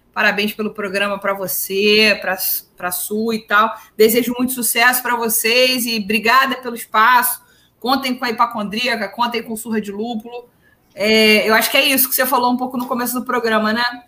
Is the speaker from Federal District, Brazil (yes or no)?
no; Duque de Caxias, Rio de Janeiro, Brazil; eu sou de Caxias